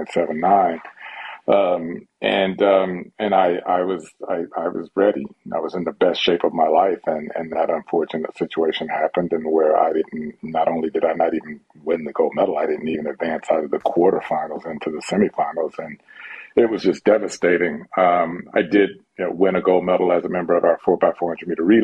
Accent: United States; the next Olympics was going to be in my home country

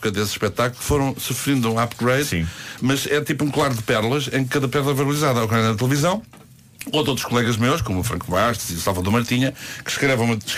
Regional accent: Paços de Ferreira, Porto District, Portugal; como é que foste descobrir que eu sou de Passos de Ferreira?

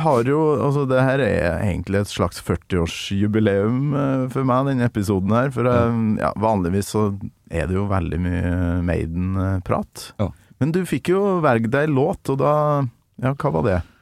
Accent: near Vikna, Trøndelag, Norway; på Vikna, utafor der jeg kommer fra

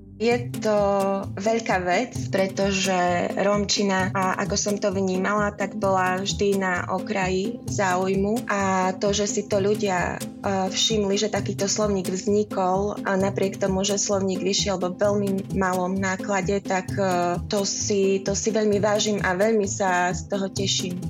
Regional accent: Košice, Košice Region, Slovakia; moved away as an adult; also born or lived in Prague; now in Czech Republic; Pochádzam z Košíc

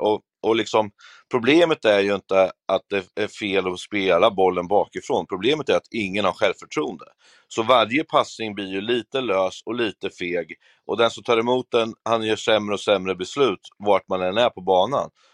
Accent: Örebro, Örebro County, Sweden; det är mörkare hemma i Örebro

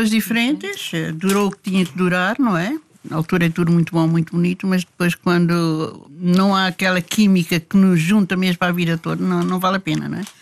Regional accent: Timor-Leste; born there; Sou luso-timorense.

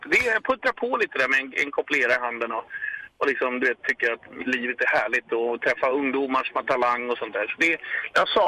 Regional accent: Sollentuna, Stockholm County, Sweden; Jag kommer från ah! Sollentuna.

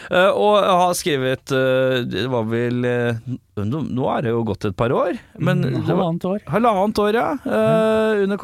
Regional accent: Oslo, Norway; jeg er født i, eh, i Norge. I Norge. Hvor? Oslo.

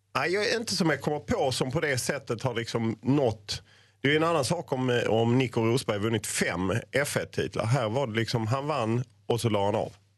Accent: Lund, Skåne, Sweden; jag är ju född i Lund

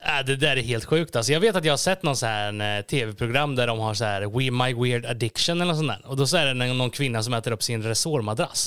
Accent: Gislaved, Jönköping County, Sweden; jag är då född och uppvuxen i Gislaved, en liten byhåla i Småland.

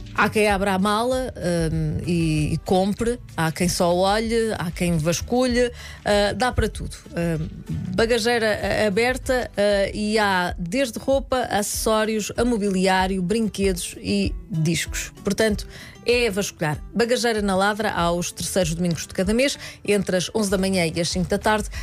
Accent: Cartaxo, Santarém District, Portugal; sou ribatejana, apesar de não ser de Vila Franca de Xira e ser do Cartacho

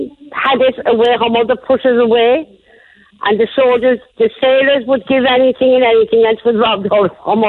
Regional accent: Cork, Munster, Ireland; we came from Blaisley Street there off of Joy Griffin Street, and then we moved to Glenview Farm Fells to Spangle.

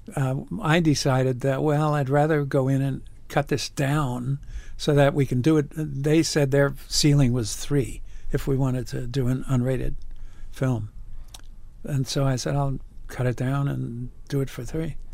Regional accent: New York, United States; moved away as an adult; I grew up in the Bronx

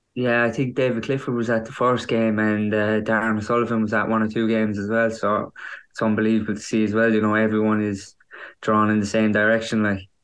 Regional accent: County Kerry, Ireland; my own club, my hometown club

